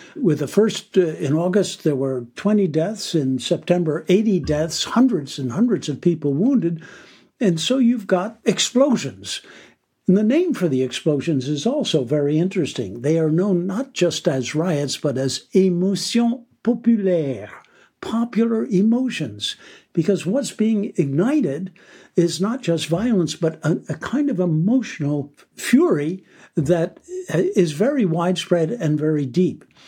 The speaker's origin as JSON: {"language": "English", "country": "United States", "said": "I'm an American myself"}